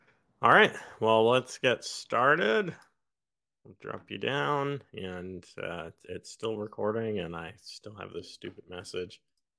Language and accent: English; New York, United States; even though you guys know I'm technically from New York. But I claim Virginia